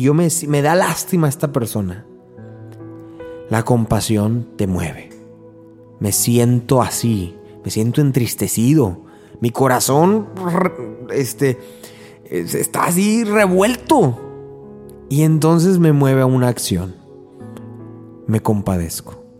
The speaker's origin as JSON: {"language": "Spanish", "country": "Mexico", "said": "en mi, en mi país, en México"}